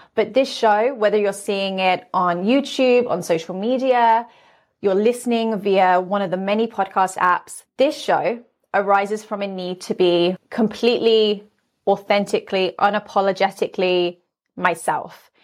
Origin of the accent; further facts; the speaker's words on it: London, United Kingdom; now in Las Vegas, United States; I'm originally from London, but now I live in Las Vegas.